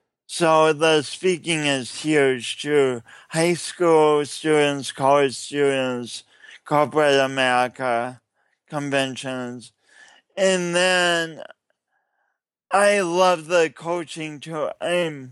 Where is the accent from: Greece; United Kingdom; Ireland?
United Kingdom; England; And then I'm an English person, and I've been chasing this book around